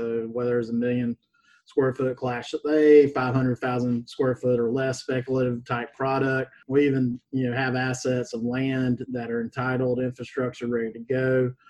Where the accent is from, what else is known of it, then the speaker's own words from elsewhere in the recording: Wayne County, Georgia, United States; also born or lived in Atlanta, Georgia; Went to high school in Wayne County, Georgia.